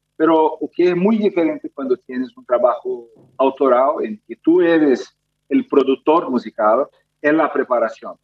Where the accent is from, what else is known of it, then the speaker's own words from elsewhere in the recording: Brazil; Spanish is a second language; yo, yo soy brasileño, nunca tuve clase de, de, español